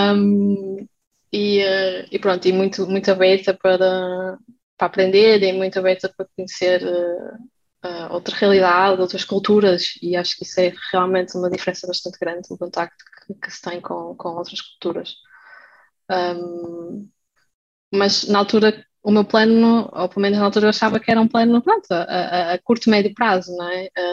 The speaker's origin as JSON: {"language": "Portuguese", "country": "Portugal", "moved": "as an adult", "lives_now": "Germany", "said": "sou portuguesa"}